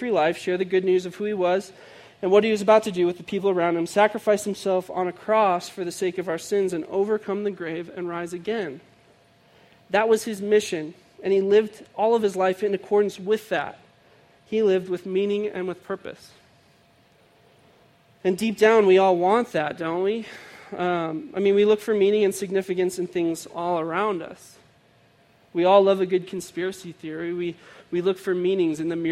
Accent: outside of Chicago, Illinois, United States; I grew up outside of Chicago

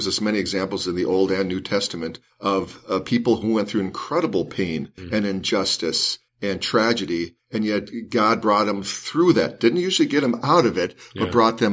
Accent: Los Angeles, California, United States; I grew up in South Central Los Angeles, and I loved Los Angeles.

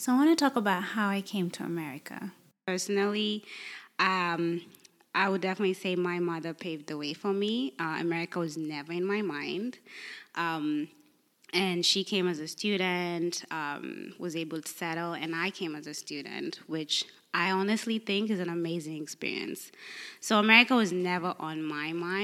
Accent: Kenya; now in United States; as a Kenyan

